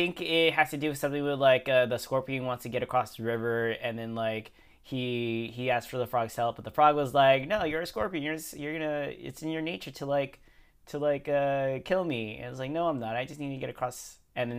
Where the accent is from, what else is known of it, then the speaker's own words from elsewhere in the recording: Canada; Like, I'm not a really a violent guy. I'm from Canada.